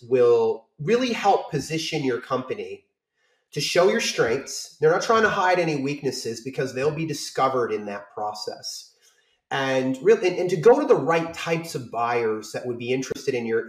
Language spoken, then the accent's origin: English; Maine, United States; I'm from Maine